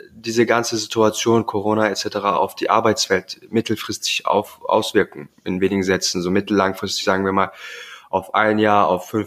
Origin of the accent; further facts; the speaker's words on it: Southern Germany, Germany; Ich komme ja auch aus Süddeutschland.